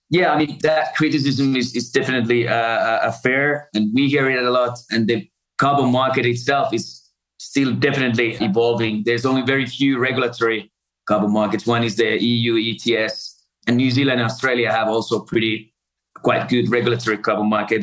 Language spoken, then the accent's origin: English; Finland; moved away as an adult; also born or lived in Africa; I grew up in Finland with a lot of forests there, a lot of lakes.